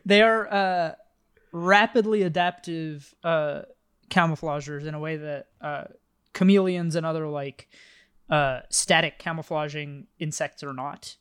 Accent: the Bay Area, California, United States; I grew up in the Bay

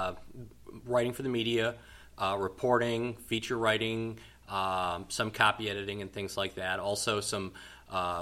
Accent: Wisconsin, United States; also born or lived in Muncie, Indiana / Columbia, Missouri; Born and raised in Wisconsin, spent many a days eating cheese curds and shoveling snow

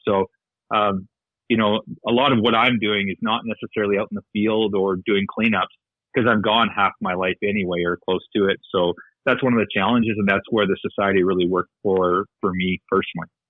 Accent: north of Medicine Hat, Alberta, Canada; now in Victoria, Canada; north of Medicine Hat, uh, farming, small farming community. Grew up on a farm

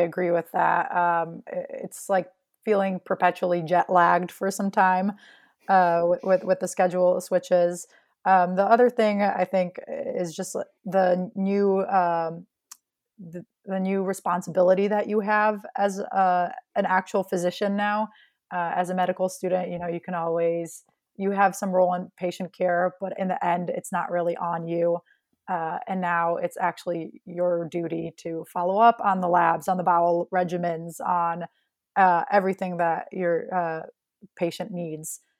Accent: Chicago, Illinois, United States; I was born in Chicago and grew up just outside of the city

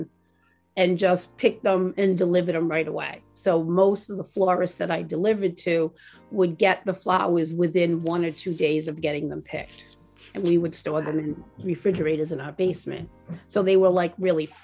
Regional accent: Rhode Island, United States; also born or lived in Warwick, Rhode Island / North Kingstown, Rhode Island / Wickford, Rhode Island / Greene, Rhode Island; We've always lived in Rhode Island. I grew up in Rhode Island. I was born in Warwick, and then we moved to North Kingstown for a while

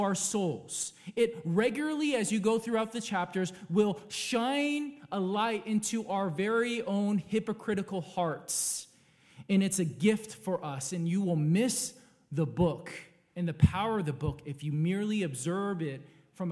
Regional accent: California, United States; I was born in California X amount of years ago

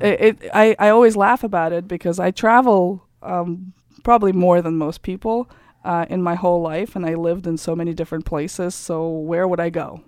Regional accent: Kazakhstan; English is a second language; moved away as an adult; also born or lived in Germany / France; now in Germantown, United States; I grew up in Kazakhstan. Then I lived for three years in Germany and France, and then I came here when I was 21 years old

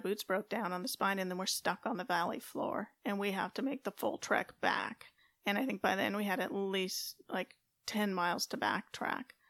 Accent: California, United States; moved away as an adult; also born or lived in Fayetteville, North Carolina / Colorado Springs, Colorado; growing up in California, West Coast girl

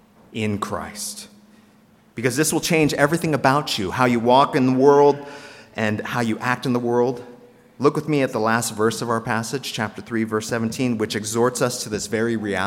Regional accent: South Korea; moved away; if I was born in North Korea instead of South Korea

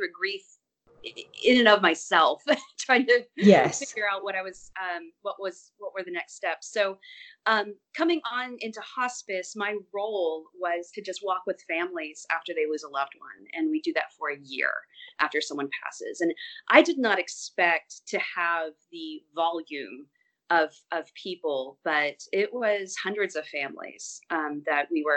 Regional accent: Athens, Georgia, United States; moved away as an adult; also born or lived in Jefferson, Georgia; now in Brooklyn, United States; I'm originally from Georgia, grew up in Athens, Georgia

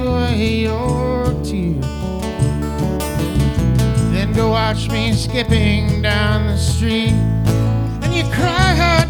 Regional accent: Chicago, Illinois, United States; also born or lived in Bedford-Stuyvesant, New York; I mostly consider Chicago my home. I moved here when I was out to the suburbs when I was 5. And I was born in Bedford Stuyvesant, New York, though.

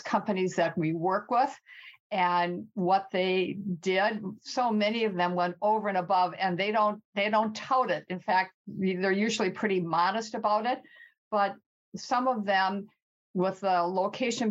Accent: Midwest, United States; accent: Midwest; moved away as an adult; now in California, United States; when we moved to California from the Midwest, and you might hear my Midwest accent

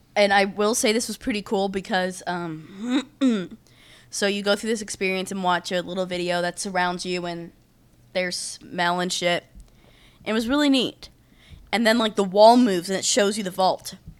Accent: United States; I'm from America

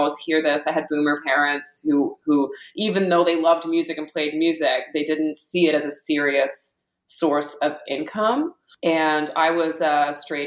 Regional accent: Ottawa, Ontario, Canada; also born or lived in Australia; I grew up in Ottawa, and in Australia a little bit when I was a kid

